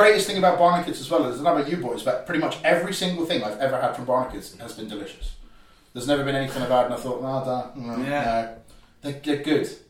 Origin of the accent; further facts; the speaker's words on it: Cornwall, South West England, United Kingdom; you know exactly what it's like being a Cornish boy yourself.